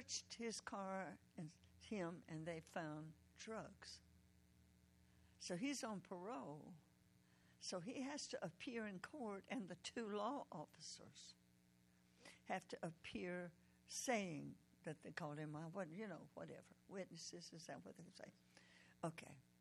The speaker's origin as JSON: {"language": "English", "town": "Decatur", "region": "Georgia", "country": "United States", "also_born_or_lived": "Oklahoma", "said": "I'm from Decatur, Georgia"}